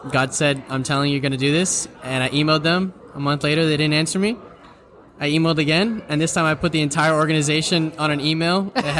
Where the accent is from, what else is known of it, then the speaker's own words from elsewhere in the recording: Miami, Florida, United States; moved away as an adult; now in Wichita, United States; I'm not from Wichita. Sam's from Wichita. But I'm from Miami, Florida. I moved over there about 11 months ago